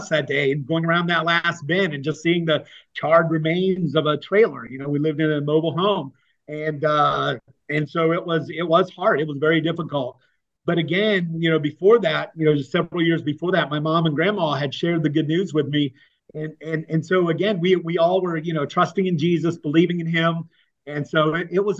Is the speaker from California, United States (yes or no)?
no; Appalachians, Southwestern Virginia, United States; also born or lived in Tampa, Florida; We kind of moved to Southwestern Virginia into the Appalachians there, just living a simple hillbilly country life